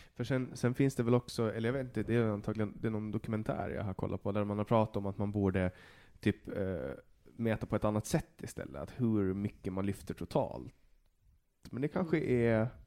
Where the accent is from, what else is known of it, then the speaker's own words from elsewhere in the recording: Åland, Åland Islands; moved away; när jag var hemma på Åland någon gång förra vintern innan jag flyttade tillbaks